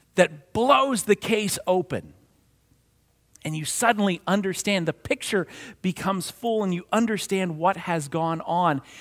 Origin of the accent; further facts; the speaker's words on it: New Castle, Pennsylvania, United States; moved away; No matter how far I roam, I am always from Lawrence County, Newcastle, Pennsylvania.